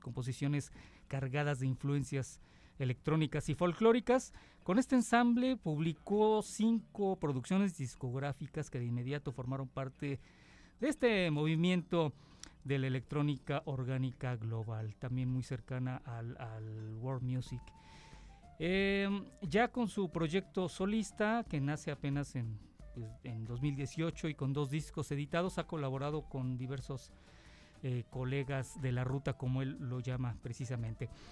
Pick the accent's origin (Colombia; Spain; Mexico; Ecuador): Mexico